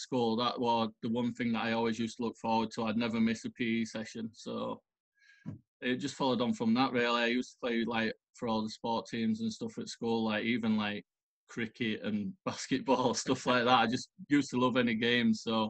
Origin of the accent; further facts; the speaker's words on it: Pontefract, Yorkshire and the Humber, United Kingdom; It's like an old coal mining village. Not a village, a town, sorry.